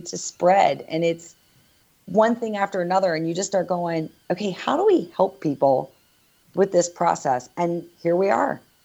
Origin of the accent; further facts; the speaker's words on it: East Coast, United States; now in Northern California, United States; I'm originally from the East Coast